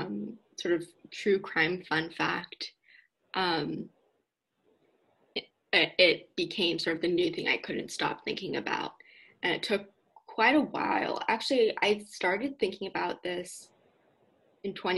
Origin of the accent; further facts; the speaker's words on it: Palo Alto, California, United States; I grew up in Palo Alto